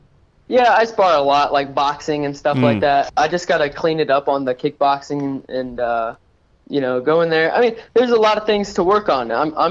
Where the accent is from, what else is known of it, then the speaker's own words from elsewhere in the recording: Warsaw, Indiana, United States; now in Detroit, United States; No, I'm from Warsaw, Indiana, actually. That's where I'm originally from, but I live in Detroit right now.